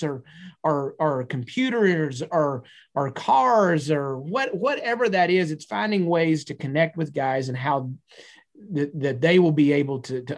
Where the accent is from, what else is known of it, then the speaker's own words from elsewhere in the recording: Texas, United States; I'm a Texan